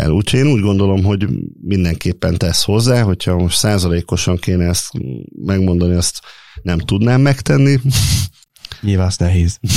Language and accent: Hungarian; Gyermely, Komárom-Esztergom, Hungary; Igen, én, én gyermei származású vagyok, tehát a az anyai és az apai nagyszüleim is a szövetkezetbe dolgoztak, a szüleim is ott dolgoztak